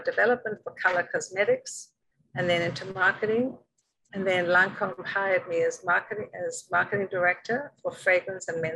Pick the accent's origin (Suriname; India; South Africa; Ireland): South Africa; moved away as an adult; also born or lived in London; now in New York, United States; Originally from South Africa